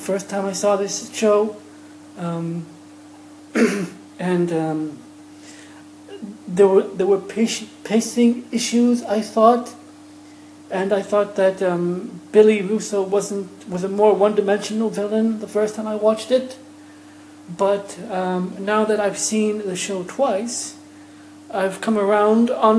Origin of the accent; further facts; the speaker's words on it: Ireland; being an Irish man myself